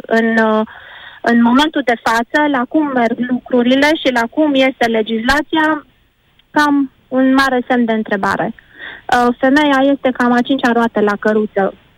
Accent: Romania; suntem români

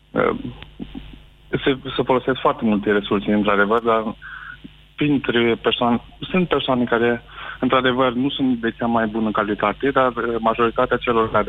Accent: Iași, Iași County, Romania; moved away as an adult; Uh, nu, sunt din Iași.

